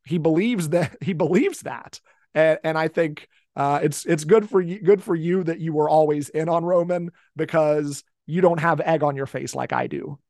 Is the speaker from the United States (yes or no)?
yes; Cincinnati, Ohio, United States; also born or lived in northern Kentucky; I'm from the Cincinnati area. I've lived in this area my entire life